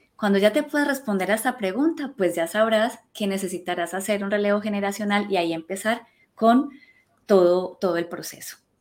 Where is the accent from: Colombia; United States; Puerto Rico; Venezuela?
Colombia; now in Spain; yo soy colombiana